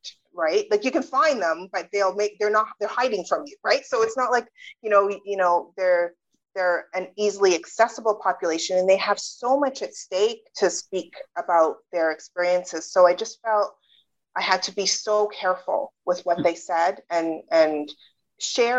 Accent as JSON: {"language": "English", "country": "Canada", "tie": "born or raised there", "also_born_or_lived": "United Kingdom", "said": "I was born in the UK, but I grew up in Canada"}